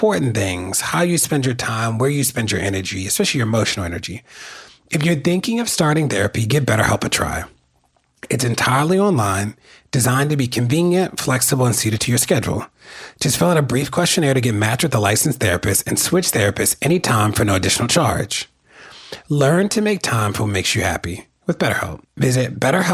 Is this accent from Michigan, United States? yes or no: no; Maryland, United States; my home state of Maryland